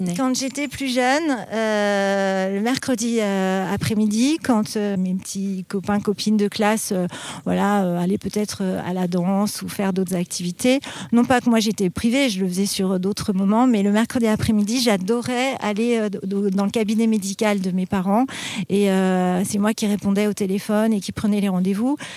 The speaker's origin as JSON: {"language": "French", "town": "Paris", "region": "Île-de-France", "country": "France", "tie": "born or raised there", "also_born_or_lived": "Vétheuil", "said": "je suis petite parisienne"}